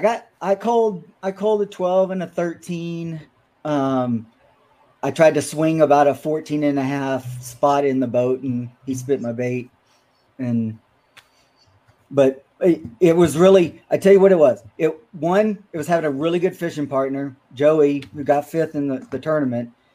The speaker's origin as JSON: {"language": "English", "town": "Shreveport", "region": "Louisiana", "country": "United States", "tie": "born or raised there", "also_born_or_lived": "Texas", "moved": "yes", "lives_now": "Minnesota, United States", "said": "I'm from Shreveport, um, and yes, Caddo was my my home lake growing up as a kid"}